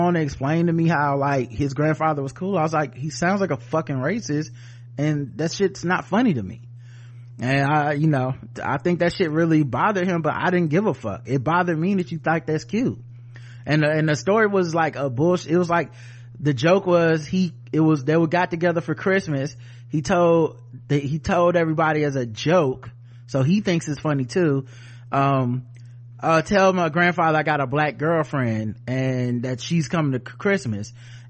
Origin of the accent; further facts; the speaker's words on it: California, United States; I grew up in Southern California. I always had a mixed ethnic demographic of friends from school, my neighborhood, and sports and more.